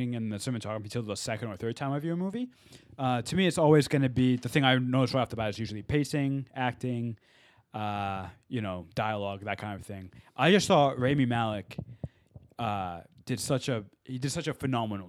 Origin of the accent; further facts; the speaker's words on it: England, United Kingdom; now in Los Angeles, United States; we were born in England, too